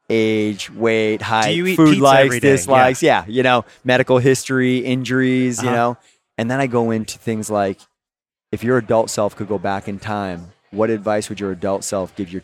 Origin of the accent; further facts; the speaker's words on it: Boston, Massachusetts, United States; I'm from Boston, dude.